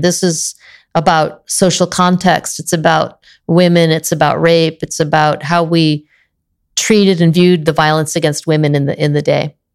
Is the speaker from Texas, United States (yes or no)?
no; Illinois, United States; moved away as an adult; also born or lived in Maine / Iowa / West Virginia / Tennessee; now in California, United States; I was born in Maine, grew up in the Midwest, mostly Illinois, Southern Illinois, Northern Illinois, parents on both ends of the state